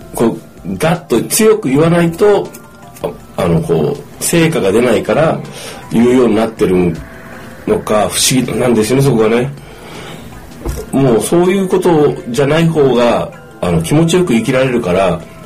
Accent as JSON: {"language": "Japanese", "country": "Japan", "tie": "born or raised there"}